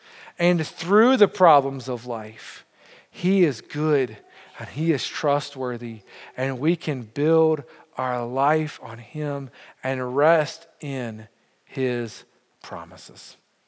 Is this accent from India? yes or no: no; Montreal, Quebec, Canada; I say we because I know I'm from Montreal, but I feel like I'm part of your church.